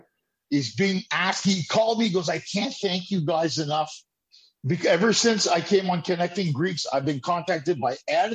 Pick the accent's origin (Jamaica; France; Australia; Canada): Canada; also born or lived in Los Angeles; being a Canadian